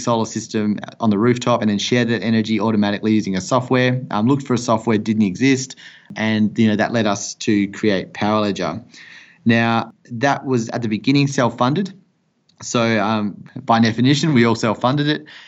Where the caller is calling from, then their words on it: Perth, Western Australia, Australia; I'm calling you from Perth in Western Australia